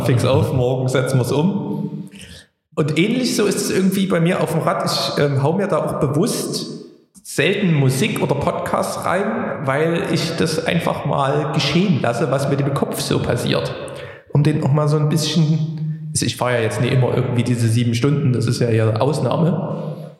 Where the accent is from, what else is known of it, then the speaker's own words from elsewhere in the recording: Plauen, Saxony, Germany; now in Dresden, Germany; meine Heimat Plauen